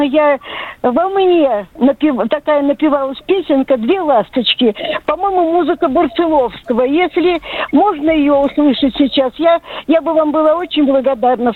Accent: Almaty, Kazakhstan; moved away; also born or lived in Kyiv; Я родилась в Алмате, а училась в институте в Киеве.

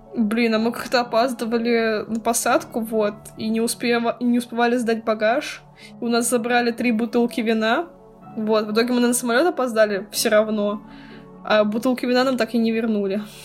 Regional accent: Russia; мы как бы из России, мы не богатые

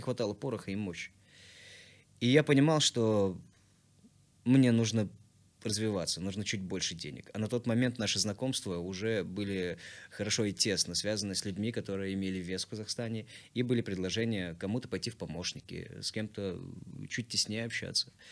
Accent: Tashkent, Uzbekistan; moved away as an adult; also born or lived in Kurgan-Tyube, Tajikistan / Bayramaly, Turkmenistan / Almaty, Kazakhstan; now in Moscow, Russia; Мы прожили в городе Байрамалы, прожили там недолго, где-то годика четыре, а после переместились в Ташкент. Всем сердцем обожаю и люблю. И в Ташкенте я уже прожил 12 лет, отучился, там же создал группу музыкальную

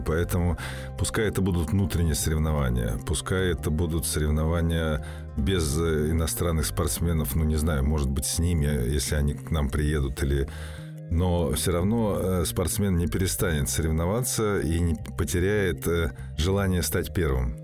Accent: Russia; как россиянин

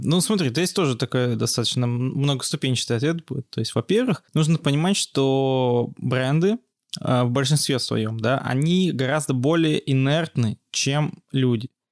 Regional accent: Yekaterinburg, Sverdlovsk Oblast, Russia; also born or lived in Georgia; я из Екатеринбурга, я прямо, что называется, коренной екатеринбуржец. Я здесь родился и, собственно, живу большую часть жизни

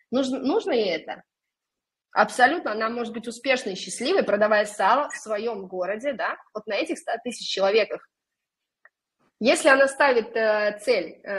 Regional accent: Orenburg, Orenburg Oblast, Russia; now in Saint Petersburg, Russia; я сама, допустим, приехала в Питер из {S0} небольшого {S1} города, {S0} да, я {S1} уроженка Оренбурга.

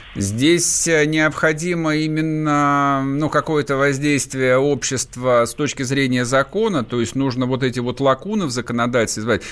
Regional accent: Vladimir Oblast, Russia; Я вырос во Владимирской области

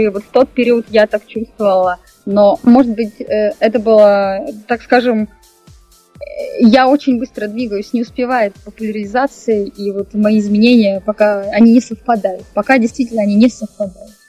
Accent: Ural, Russia; born there; Так как сама я родилась на Северном Урале, конечно же, там у нас немного сурово, так скажем

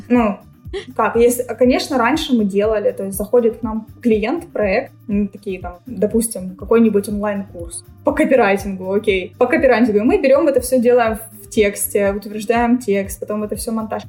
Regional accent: Ukraine

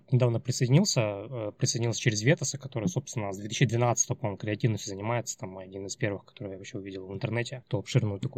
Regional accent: Chelyabinsk, Chelyabinsk Oblast, Russia; moved away as an adult; now in Saint Petersburg, Russia; Э, мне 35 лет. Я из Челябинска переехал 4 года назад в Петербург.

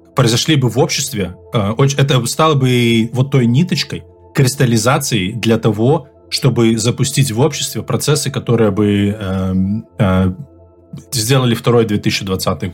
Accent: Belarus

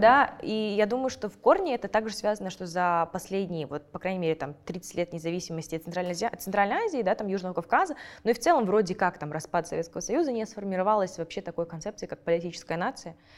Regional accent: Kazakhstan; я этими исследованиями занимаюсь, и потом я хожу на какие-нибудь подкасты в Казахстане

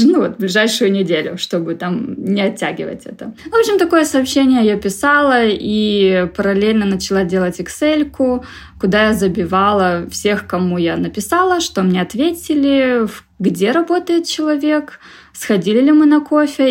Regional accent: Vladivostok, Primorsky Krai, Russia; also born or lived in Moscow, Russia; now in Toronto, Canada; я изначально из Владивостока

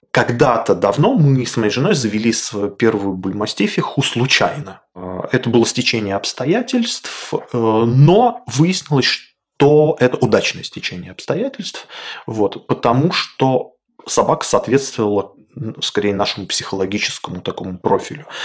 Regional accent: Magadan, Magadan Oblast, Russia; born there; also born or lived in Kolyma; Родился я в Магадане и некоторое время жил на Колыме, э, на крайнем севере собаки очень популярная и важный аспект э, жизни, особенно вдали от э, городов.

